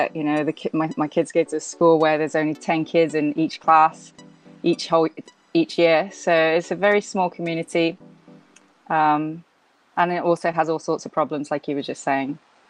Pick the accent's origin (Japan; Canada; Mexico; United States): Japan; also born or lived in England; I'm Japanese and British. My dad's British, mother's Japanese. I was born in Japan, grew up in both Japan and England, went to UK university, came back to Japan.